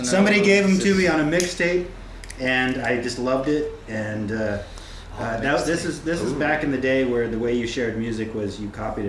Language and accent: English; United States; now in London, United Kingdom; So we're a rock band based out of London. Mm. I'm American.